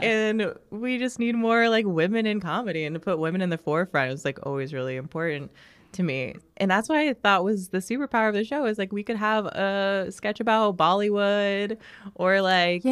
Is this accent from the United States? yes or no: yes; Overland Park, Kansas, United States; also born or lived in Mission, Kansas; am from Overland Park, Kansas. Okay. Um so and then before that I was in Mission, Kansas, so I've always grown up on the Kansas side